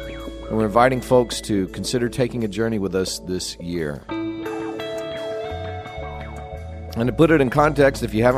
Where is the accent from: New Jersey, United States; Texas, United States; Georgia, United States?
Texas, United States; now in Louisiana, United States; I feel like I didn't grow up in Louisiana. I grew up in West Texas.